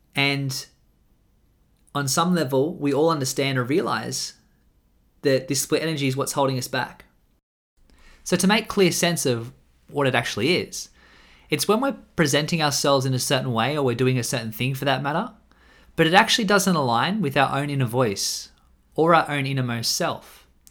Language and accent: English; Australia; I'm an Australian man